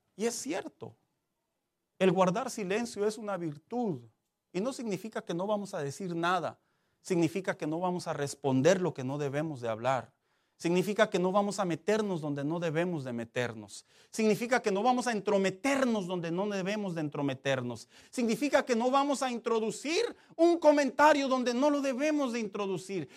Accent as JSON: {"language": "Spanish", "country": "Mexico", "said": "así somos los mexicanos"}